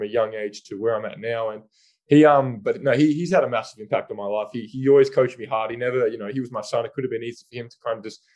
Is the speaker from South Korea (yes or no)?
no; Australia; as an Australian